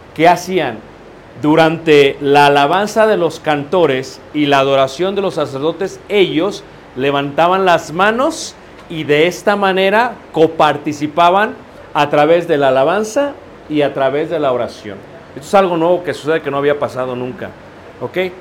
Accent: Mexico; como latinos, como mexicanos

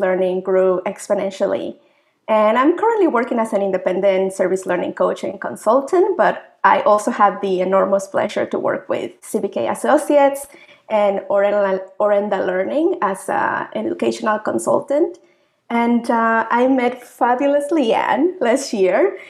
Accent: Mexico; moved away as an adult; also born or lived in Africa / Asia / North America; now in Manitoba, Canada; I'm proud Mexican. I've uh, been living overseas for uh, almost two decades

